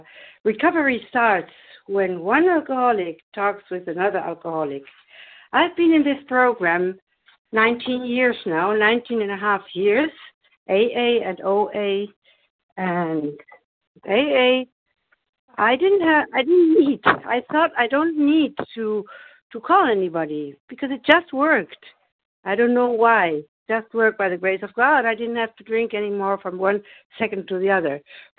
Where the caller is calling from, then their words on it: Germany; I'm compulsive overeating in recovery, and I'm calling from Germany.